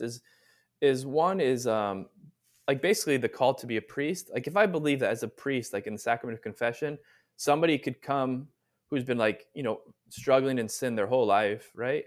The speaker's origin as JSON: {"language": "English", "region": "Southern California", "country": "United States", "tie": "born or raised there", "moved": "yes", "said": "I'm originally from Southern California, so grew up there"}